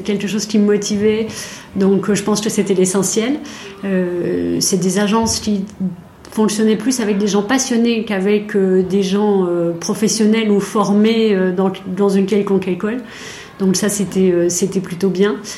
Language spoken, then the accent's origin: French; Besançon, Bourgogne-Franche-Comté, France; je suis née à Besançon. J'ai fait une grande partie de mes études à Besançon, dans l'est de la France